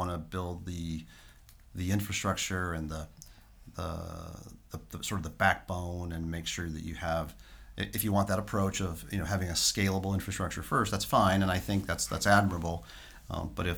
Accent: St. Louis, Missouri, United States; moved away as an adult; now in Tampa Bay area, United States; I moved from St. Louis. I've been there Midwest my whole life, and have lived in the Tampa Bay area now for 3 years

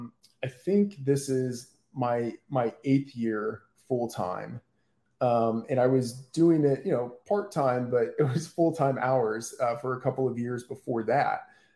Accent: Texas, United States; I grew up in Texas and, you know, Cowboys fan

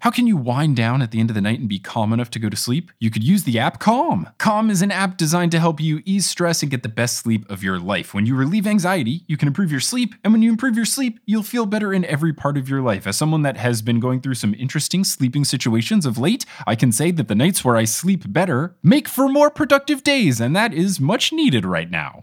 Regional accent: New Jersey, United States; also born or lived in Seattle; now in New York, United States; born and raised in New Jersey

